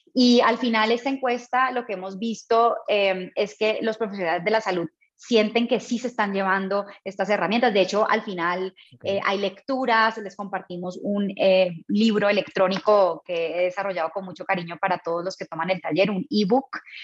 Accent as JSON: {"language": "Spanish", "country": "Colombia", "also_born_or_lived": "Mexico / Bogotá, Colombia", "moved": "as an adult", "said": "Soy colombiana, pero llevo muchos años fuera de mi país, orgullosamente latina"}